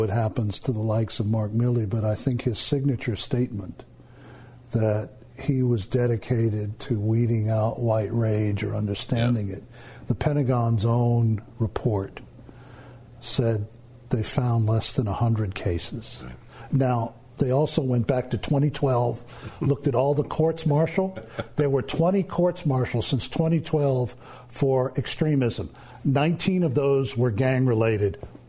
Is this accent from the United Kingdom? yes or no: yes; England, United Kingdom; Growing up in England and seeing in beautiful places like Bath, the fragment marks on the beautiful buildings of the Royal Crescent from the Luftwaffe bombs.